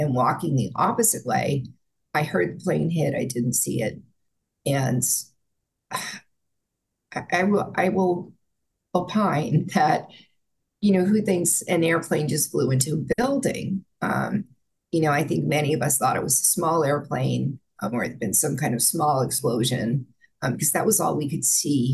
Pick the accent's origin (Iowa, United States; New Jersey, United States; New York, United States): New Jersey, United States; Bergen County; I was born in New Jersey, first Jersey City, which is, you know, bustling metropolis, and then we moved to Bergen County